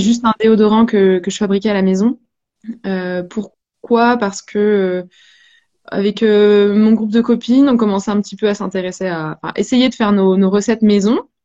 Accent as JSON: {"language": "French", "region": "Brittany", "country": "France", "said": "on est breton tous les deux avec Boris"}